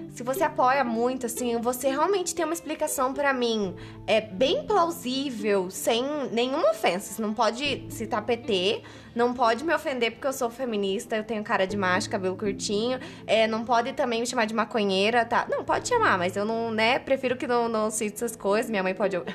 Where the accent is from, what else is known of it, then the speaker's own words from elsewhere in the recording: Mato Grosso do Sul, Brazil; now in Curitiba, Brazil; a gente é do Mato Grosso do Sul. A gente tá em Curitiba.